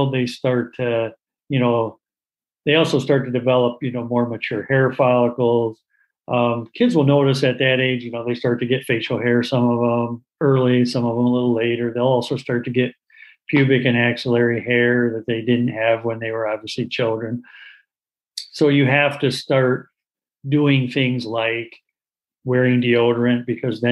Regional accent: Portage, Michigan, United States; also born or lived in Winston-Salem, North Carolina / Cleveland, Ohio; I grew up in Portage, Michigan, where I practice.

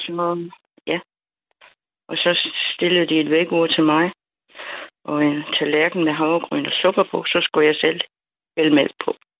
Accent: Funen, Southern Denmark, Denmark; also born or lived in Jutland / United States; jeg er født i Jylland, og så da jeg var 11, så øh, blev jeg, som jeg sagde dengang, deporteret til Fyn

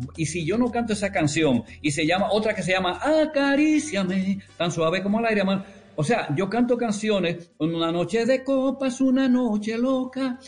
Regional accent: La Vega, Dominican Republic; moved away; also born or lived in Río Verde / San Francisco de Macorís / Puerto Rico; yo soy de La Vega

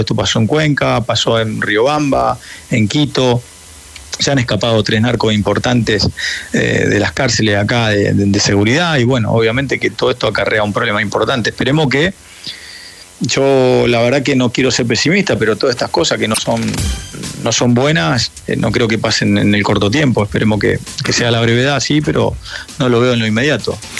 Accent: Argentina; now in Guayaquil, Ecuador; yo también vivo acá y soy argentino

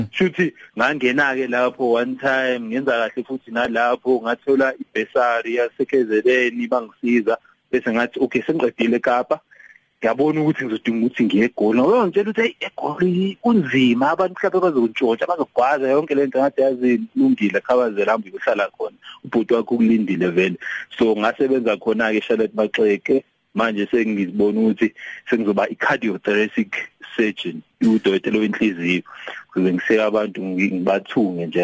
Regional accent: Port Shepstone, KwaZulu-Natal, South Africa; moved away as an adult; also born or lived in Durban / Cape Town / Johannesburg; ecelima kuleyo ndawo eduze kweShepstein mm. so lapho ke sakhula ngafunda eShepstein

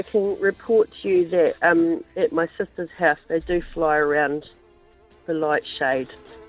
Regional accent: Dunedin, Otago, New Zealand; now in Milton, New Zealand; I'm actually in Milton, but I'm from Dunedin.

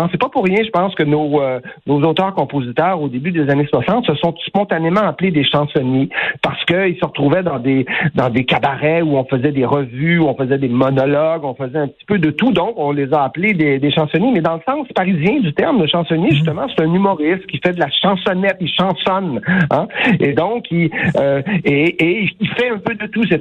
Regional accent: Quebec, Canada

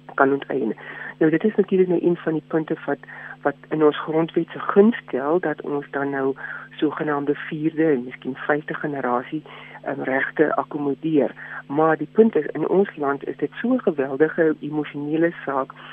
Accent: South Africa; ons as Suid-Afrikaners

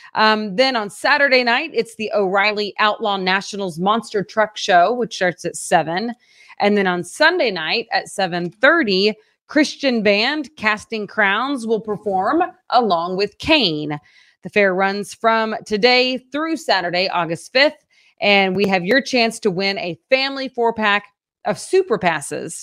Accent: Oklahoma, United States; moved away; I grew up in Oklahoma

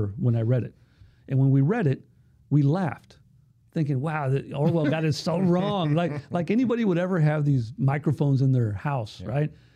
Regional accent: Chula Vista, California, United States; Chula Vista is a perfect example. It's my hometown. I still live there.

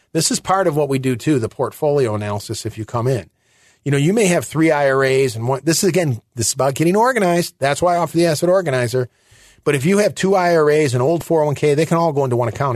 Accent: near Detroit, Michigan, United States; moved away; I am originally from Michigan, near Detroit

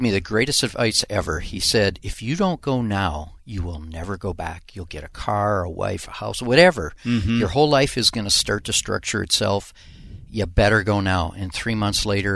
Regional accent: Minneapolis, Minnesota, United States; I grew up over by Minnehaha Falls, okay, South Minneapolis.

